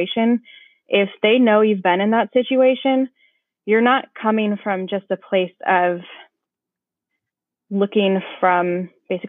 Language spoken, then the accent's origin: English; Iowa, United States; also born or lived in California; now in Olympia, United States; I'm originally from Iowa